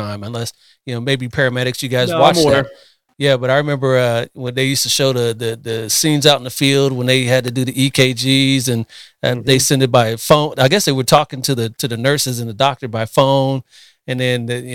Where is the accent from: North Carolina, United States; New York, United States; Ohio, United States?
Ohio, United States; Columbus; now in California, United States; I'm originally from Columbus, Ohio, but I've been out here in Cali for, I don't know, 20 something years now